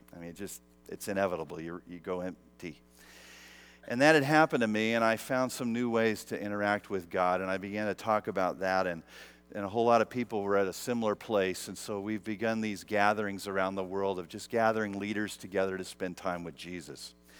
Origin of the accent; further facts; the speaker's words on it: United States; being American